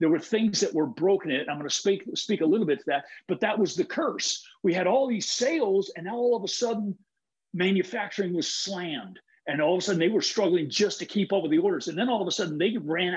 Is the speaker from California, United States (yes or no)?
yes; Huntington Beach, California, United States; I'm from Huntington Beach too